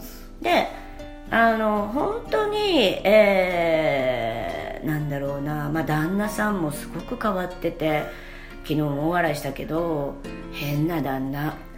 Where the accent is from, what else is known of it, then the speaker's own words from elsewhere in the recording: Kansai, Japan; accent: Kansai-ben; 二人とも関西人なんで